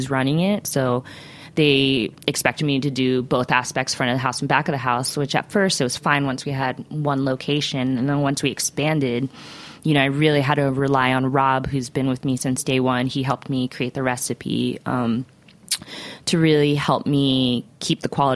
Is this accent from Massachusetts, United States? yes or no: no; Central Florida, United States; born or raised there; moved away as an adult; also born or lived in Ohio; now in New York City, United States